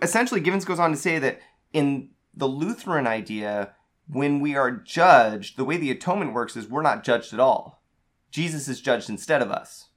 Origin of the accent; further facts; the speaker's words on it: United States; growing up in the era we did, as American Latter-day Saints